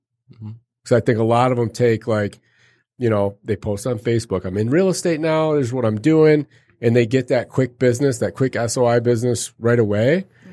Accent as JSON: {"language": "English", "region": "Arizona", "country": "United States", "tie": "born or raised there", "said": "I grew up in Arizona."}